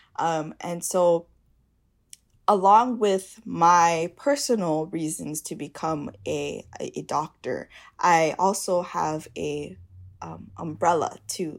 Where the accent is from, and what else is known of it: Hawaii, United States